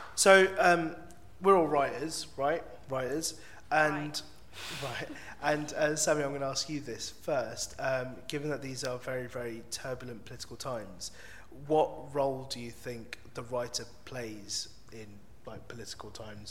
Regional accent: London, United Kingdom; I really am from London. Northwest

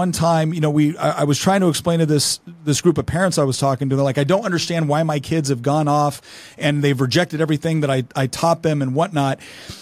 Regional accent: Chico, California, United States; also born or lived in Los Angeles; I grew up in Northern California in Chico.

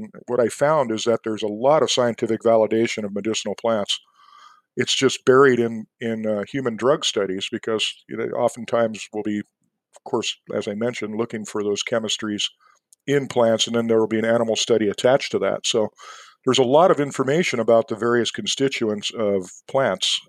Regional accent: San Diego, California, United States; moved away; also born or lived in Montana; I grew up in San Diego

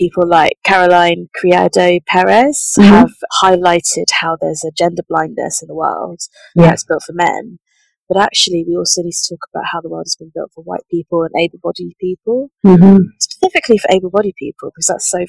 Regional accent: St Albans, East of England, United Kingdom; I grew up in St. Albans in a very, very white environment.

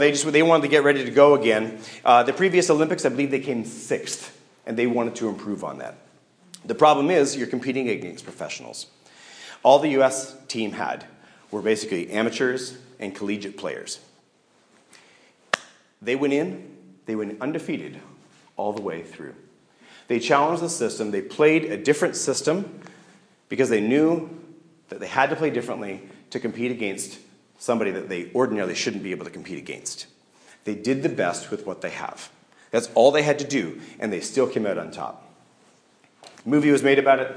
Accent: Canada; I'm Canadian

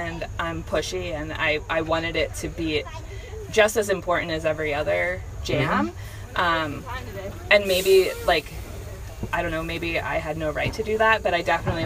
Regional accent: Pennsylvania, United States; I'm from Pennsylvania.

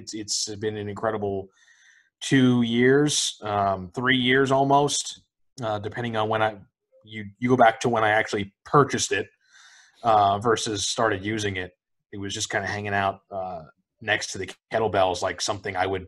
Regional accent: Bergen County, New Jersey, United States; moved away as an adult; now in North Carolina, United States; I am a native of New Jersey. Yes. Lived there for 25 years. Born and raised in Bergen County.

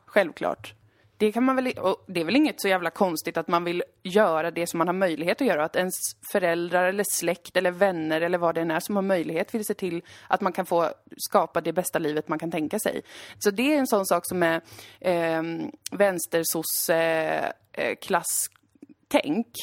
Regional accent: Umeå, Västerbotten County, Sweden; born or raised there; moved away

